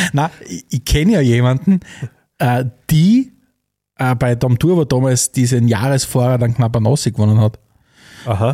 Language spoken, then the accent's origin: German; Austria; für uns in Österreich